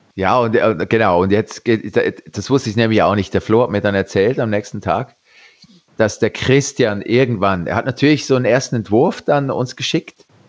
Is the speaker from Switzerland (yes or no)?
yes; Switzerland; ich bin Schweizer